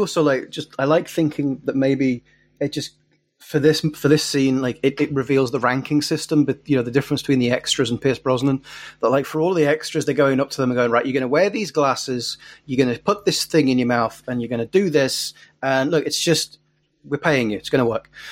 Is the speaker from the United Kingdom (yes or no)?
yes; England, United Kingdom; moved away as an adult; also born or lived in Glasgow; I'd written three very serious books set where I grew up in England